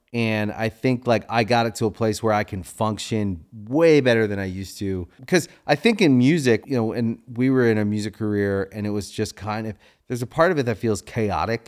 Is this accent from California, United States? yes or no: no; Maryland, United States; moved away as an adult; also born or lived in Washington, D.C.; now in Los Angeles, United States; I grew up in Maryland